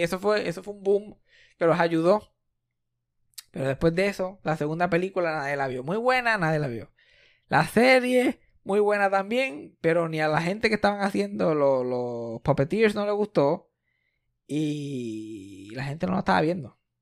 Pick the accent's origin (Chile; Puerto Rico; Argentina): Puerto Rico; Somos una familia puertorriqueña súper normal